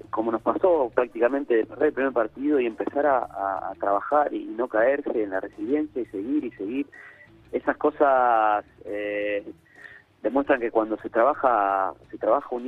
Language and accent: Spanish; Rafael Calzada, Buenos Aires Province, Argentina; Hola Nico, soy de Rafael Calzada.